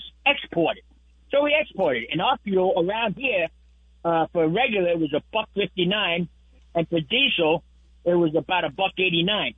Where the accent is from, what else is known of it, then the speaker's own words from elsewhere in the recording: New York City, New York, United States; moved away as an adult; also born or lived in Long Island; I grew up in Brooklyn, Queens area, Fort Washington